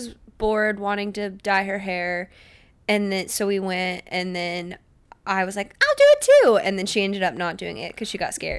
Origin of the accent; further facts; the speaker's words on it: Orlando, Florida, United States; I'm from Orlando. From Orlando, Florida.